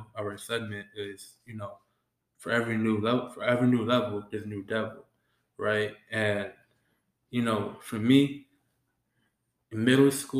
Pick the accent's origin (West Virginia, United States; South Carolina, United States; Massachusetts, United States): Massachusetts, United States; Boston; I grew up in Boston.